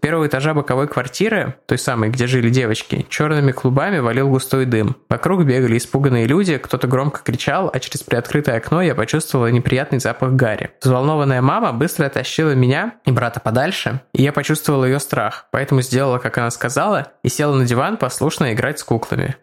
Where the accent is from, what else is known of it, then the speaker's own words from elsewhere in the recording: Saint Petersburg, Russia; где я вырос, в Озерках